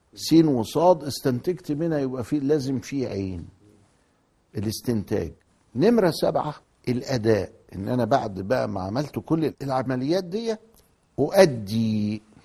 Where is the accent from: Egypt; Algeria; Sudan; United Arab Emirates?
Egypt; عندنا في مصر هنا